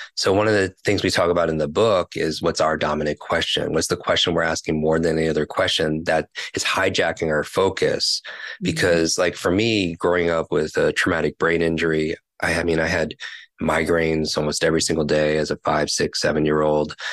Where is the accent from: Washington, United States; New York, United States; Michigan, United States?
New York, United States; I'm from New York